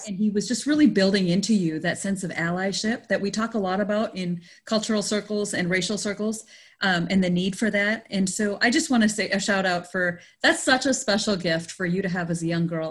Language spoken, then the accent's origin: English; Canada; now in United States; I grew up in Canada, but it was still with an Indian family.